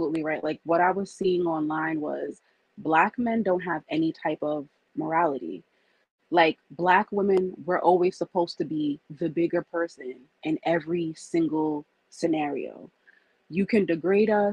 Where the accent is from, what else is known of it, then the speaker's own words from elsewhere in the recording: United States; we're first born American. So we were born here.